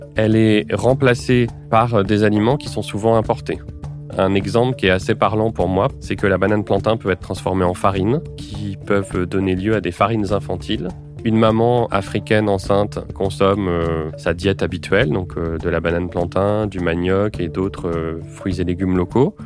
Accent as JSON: {"language": "French", "country": "France", "said": "chez nous en France"}